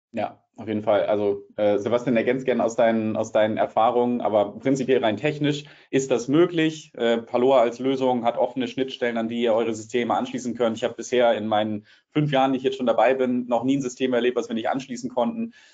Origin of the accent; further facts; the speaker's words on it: Hamburg, Germany; accent: Hamburger Hochdeutsch; ich spreche Hamburger Hochdeutsch